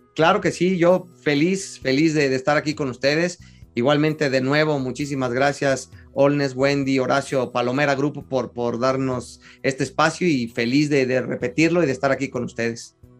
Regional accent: Mexico; soy, sí, soy mexicano

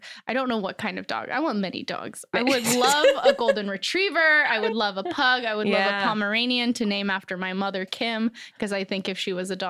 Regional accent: Cheyenne, Wyoming, United States; born there; also born or lived in Korea / North Dakota / Germany; now in Los Angeles, United States; So I was born in Cheyenne, Wyoming, moved to Korea, I think a couple times, North Dakota, Germany, and then back to Wyoming.

